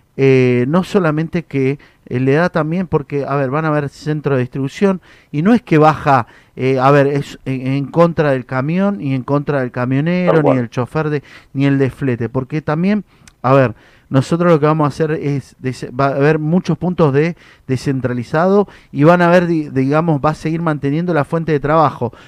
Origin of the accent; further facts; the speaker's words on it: Mendoza, Argentina; Yo soy de Mendoza, soy del oeste